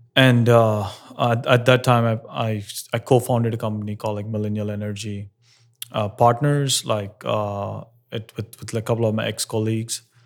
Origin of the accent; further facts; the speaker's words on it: Hyderabad, Telangana, India; moved away; growing up in India and Hyderabad